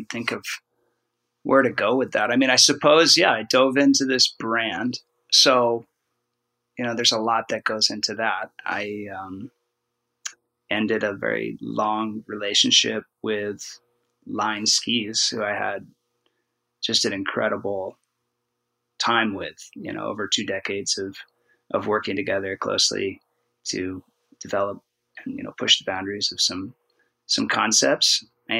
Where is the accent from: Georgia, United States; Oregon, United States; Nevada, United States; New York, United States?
Oregon, United States; We're both from Oregon